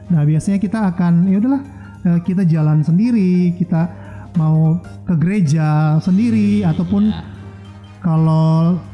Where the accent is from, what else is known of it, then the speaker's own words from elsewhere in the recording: Manado, North Sulawesi, Indonesia; saya berasal dari Manado. Nah jadi waktu saya masih kira-kira SMA sampai awal-awal saya sempat kerja itu masih di Manado.